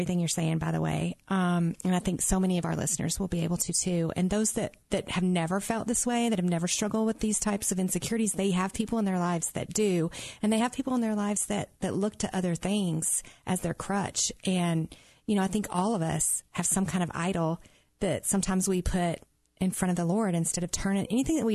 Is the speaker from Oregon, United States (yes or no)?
no; Mississippi, United States; I'm from Mississippi